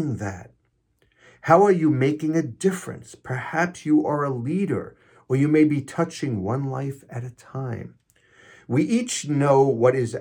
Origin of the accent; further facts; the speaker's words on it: New York City, New York, United States; I'm from Queens, New York, so it's not talk, it's talk. And I drink coffee, not coffee, coffee